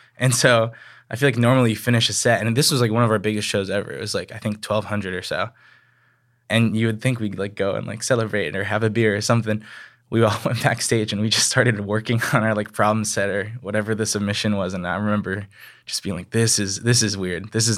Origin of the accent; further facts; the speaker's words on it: Hong Kong; also born or lived in Taiwan; Even though I was growing up in Hong Kong and Taiwan, I grew up listening